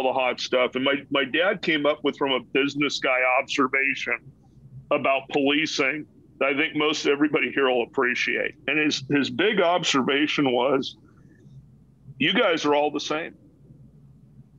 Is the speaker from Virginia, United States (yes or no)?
no; Los Angeles, California, United States; growing up in Los Angeles